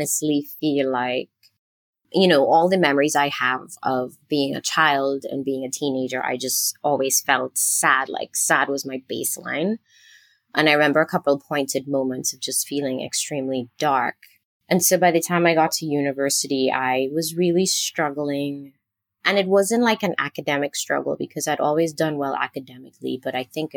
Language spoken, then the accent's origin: English; Trinidad & Tobago; moved away; I am originally from Trinidad and Tobago, which is a teeny tiny island country in the Caribbean.